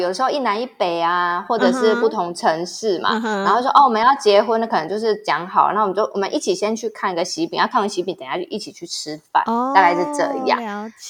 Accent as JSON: {"language": "Chinese", "region": "Tainan", "country": "Taiwan", "said": "我台南人很多习俗，因为大家坊间就会觉得南部人很多习俗嘛。但是，but 我们家都没有"}